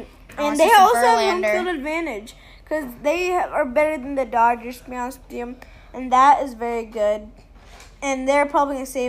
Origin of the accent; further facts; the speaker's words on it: Houston, Texas, United States; And my hometown is Houston